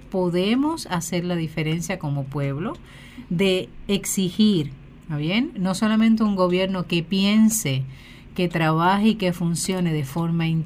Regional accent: Puerto Rico

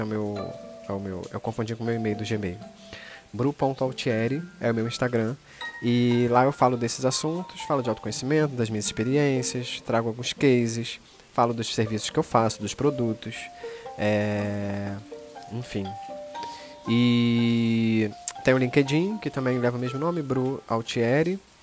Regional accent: Rio de Janeiro, Brazil; Sou carioca

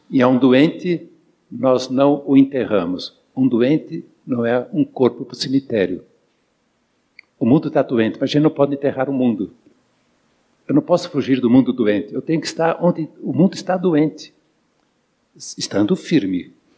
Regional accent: São Paulo, Brazil; Eu sou de São Paulo

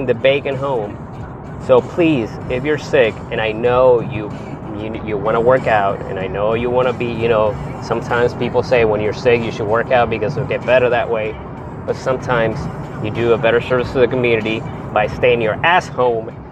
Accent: Texas, United States; I'm a Texan. I live in Texas

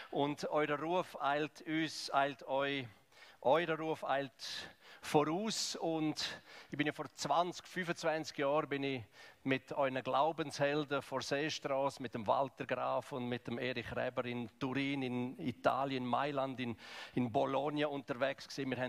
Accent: Graubünden, Switzerland; Ich komme ja aus dem Kanton Graubünden, ich komme aus dem Balkan von Schweiz, eigentlich aus dem Osten, aus dem Ostblock von Schweiz.

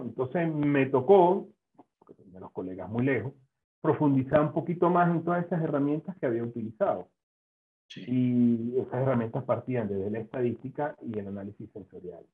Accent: Venezuela; moved away as an adult; also born or lived in Spain; now in Zaragoza, Spain; me vine a España a hacer el doctorado, mi idea inicialmente era formarme eh, y luego regresar a mi tierra natal

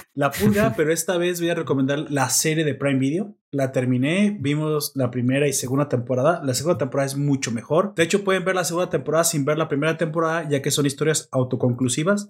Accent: Mexico; yo soy mexicano

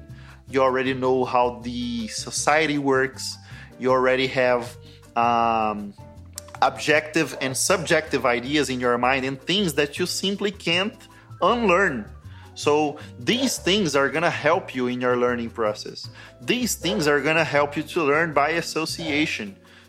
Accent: Brazil; first language Portuguese; English is a second language; Portuguese is my mother tongue.

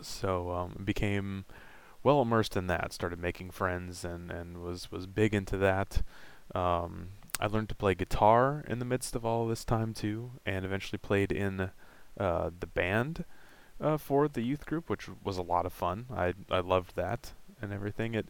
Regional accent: Vancouver, Washington, United States; I was born in Vancouver, Washington in 1991 and had, a fairly normal childhood for the time.

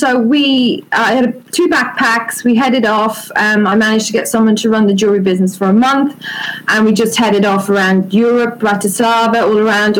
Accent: Ireland; moved away as an adult; now in United Kingdom; I grew up in Ireland.

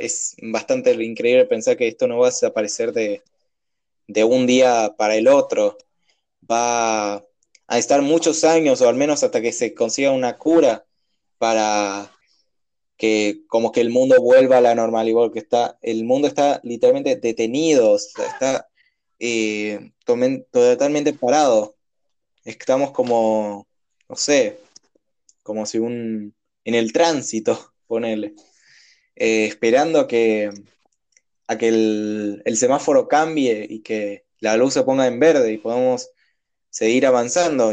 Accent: Argentina; la costumbre nuestra que muchas veces nos caracteriza como por argentinos

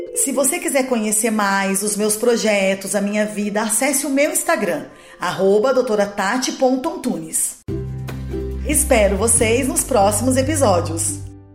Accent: Guaratinguetá, São Paulo, Brazil; sou nascida em Guaratinguetá, filha de Ernesto e Ângela. Fui criada quase toda a minha infância na Pedreira

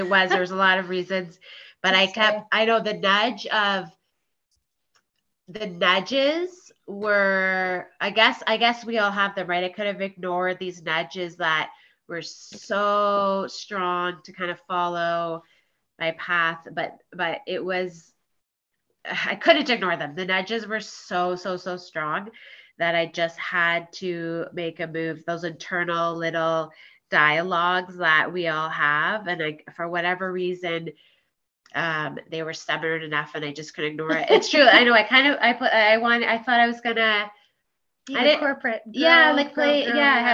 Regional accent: Guelph, Ontario, Canada; born and raised in Guelph.

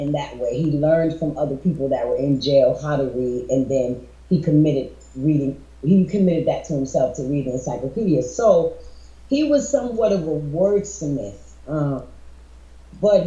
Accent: New Britain, Connecticut, United States; That's original, born and raised

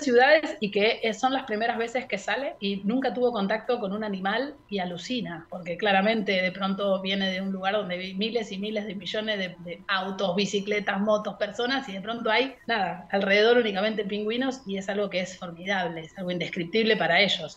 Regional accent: Mar del Plata, Buenos Aires Province, Argentina; moved away as an adult; also born or lived in Puerto Madryn, Chubut; now in Chubut, Argentina; nací en Mar del Plata y fui al colegio alemán toda mi vida

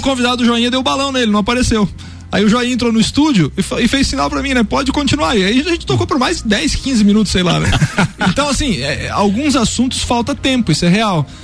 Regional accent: Lages, Santa Catarina, Brazil; eu sou daqui, sou de Laje, meus pais são daqui, família daqui

